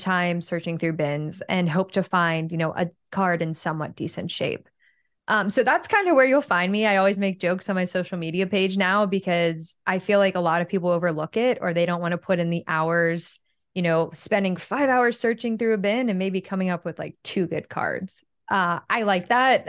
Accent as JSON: {"language": "English", "town": "Pittsburgh", "region": "Pennsylvania", "country": "United States", "moved": "yes", "said": "I'm from Pittsburgh"}